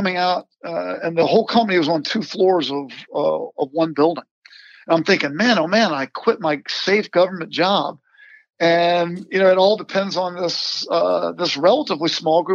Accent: Virginia, United States; I grew up in Virginia

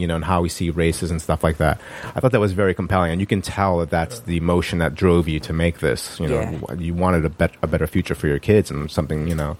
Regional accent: Yonkers, New York, United States; moved away as an adult; now in Los Angeles, United States; I grew up in Yonkers, New York, where racial slurs were a pretty you know, common thing.

